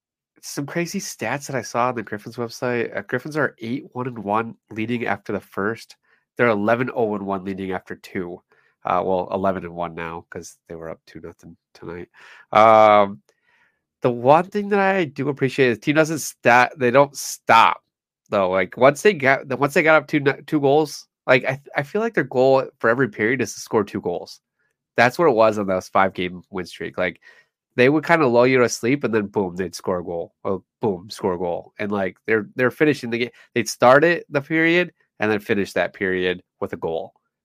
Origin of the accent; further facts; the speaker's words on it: Grand Rapids, Michigan, United States; I'm from Grand Rapids.